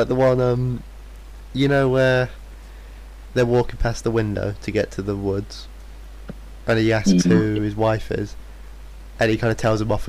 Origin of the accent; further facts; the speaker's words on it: United Kingdom; because we're British